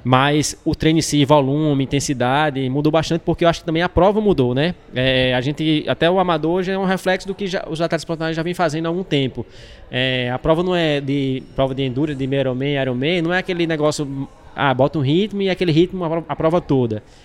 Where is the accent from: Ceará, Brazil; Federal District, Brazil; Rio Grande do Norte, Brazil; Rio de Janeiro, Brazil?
Rio Grande do Norte, Brazil; Natal; sou de Natal, Natal é uma região muito quente.